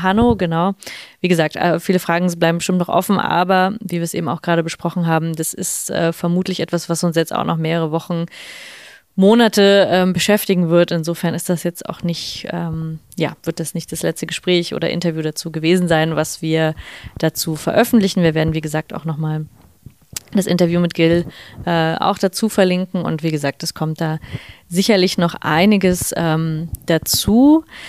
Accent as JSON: {"language": "German", "country": "Germany", "said": "als Deutsche Linke"}